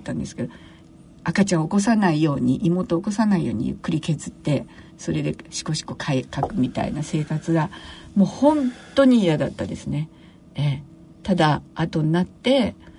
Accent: Tokyo, Japan; also born or lived in Kobe / Chiba Prefecture; 出身は私は東京生まれですけれども

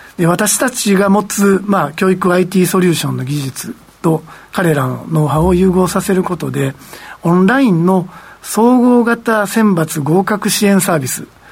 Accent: Japan; moved away; 私自身も、あの、地方出身でございますので

